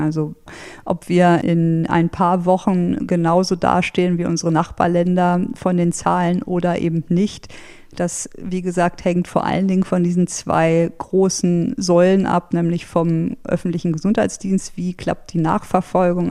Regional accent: Germany; kam ich mir als Deutscher, sage ich mal, wirklich blöd vor

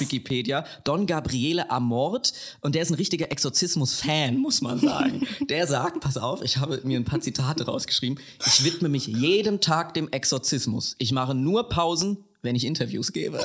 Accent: Lower Franconia, near Klingenberg, Bavaria, Germany; accent: Hessian; moved away; 32,5 Kilometer von meiner Haustür entfernt, in der ich aufgewachsen bin.

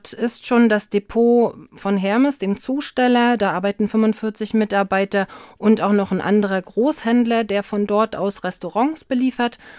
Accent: Jarmen, Mecklenburg-Vorpommern, Germany; Und natürlich den Kiessee, bei uns in Jam nur Kieskuhle genannt.

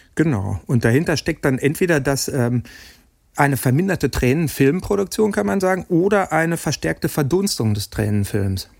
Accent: Dortmund, North Rhine-Westphalia, Germany; ich selber ein gebürtiger Dortmunder bin

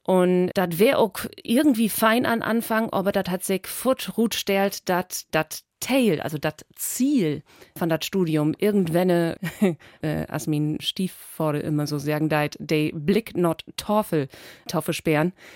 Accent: Spetzerfehn, Lower Saxony, Germany; accent: Low German (East Frisian Platt); now in Berlin, Germany; ich komme ut aus Friesland, Helgenau ut Spetzerfein, das ist Dorby Wiesmoor

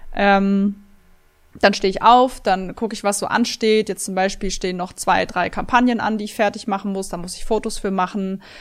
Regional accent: Swabia, Germany; ich bin ein Schwabe

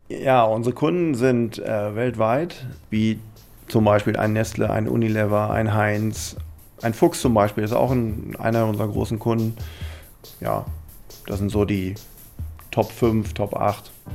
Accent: Lüchow, Lower Saxony, Germany; born or raised there

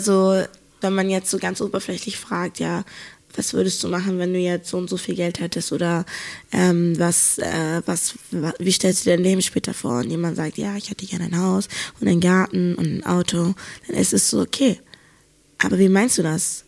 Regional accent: Hamburg, Germany; moved away; ich komme ja eigentlich aus Hamburg

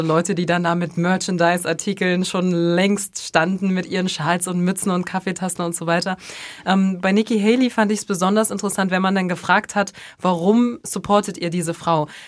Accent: Bremen, Germany; aber für mich als, als Bremerin sozusagen ist

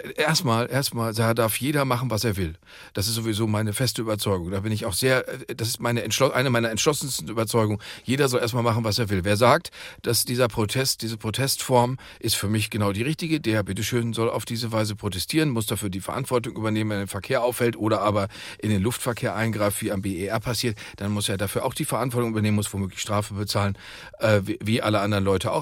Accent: Dortmund, North Rhine-Westphalia, Germany; meiner Heimatstadt Dortmund

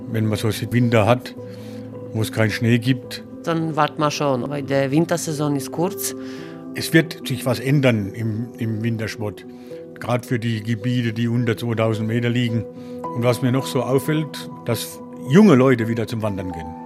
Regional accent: Poland; now in Germany; Das hat mich hier vor 25 Jahren halt hierher gezogen. Das hat mir gefallen, weil ich komme halt aus Polen. Und ich habe mich verliebt halt in Allgäu.

